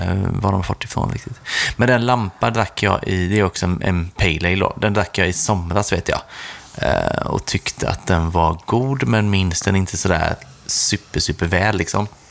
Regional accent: Sweden; Som svensk

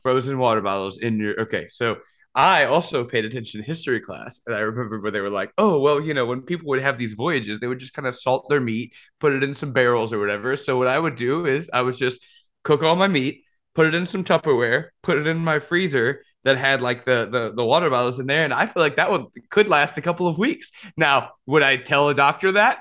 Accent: Louisiana, United States; I'm from Louisiana

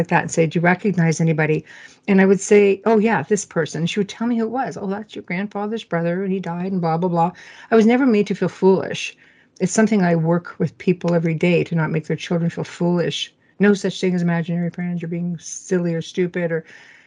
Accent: Sudbury, Ontario, Canada; moved away; I was born and raised in Sudbury, Ontario

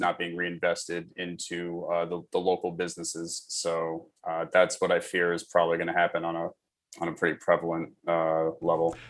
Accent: New York City, New York, United States; also born or lived in Queens, New York; I was born and raised in New York. I actually grew up on the Upper West Side of Manhattan.

